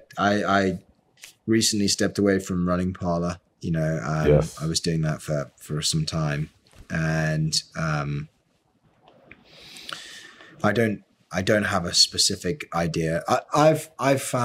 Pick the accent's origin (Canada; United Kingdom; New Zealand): United Kingdom; as a European, as somebody who's grew up in Europe, or grew up in the UK